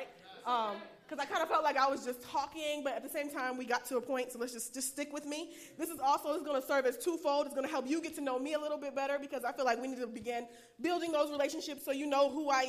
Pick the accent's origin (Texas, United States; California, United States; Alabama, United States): Alabama, United States; Huntsville; moved away as an adult; also born or lived in Maryland; I'm from Huntsville, Alabama.